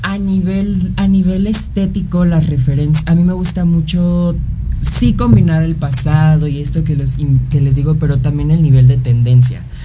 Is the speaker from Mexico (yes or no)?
yes; Mexico